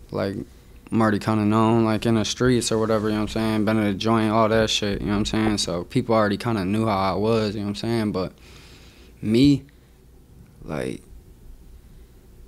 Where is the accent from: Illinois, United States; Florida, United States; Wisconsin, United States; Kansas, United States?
Wisconsin, United States; Milwaukee; also born or lived in Oconomowoc, Wisconsin / Hartland, Wisconsin / Madison, Wisconsin; I was born and raised in the suburbs, actually. You know what I'm saying? I grew up in Heartland and Oconomowoc